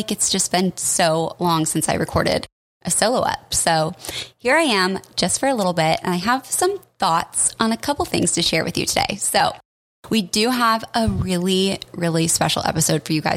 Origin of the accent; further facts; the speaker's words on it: Colorado, United States; now in Portland, United States; I'm from Colorado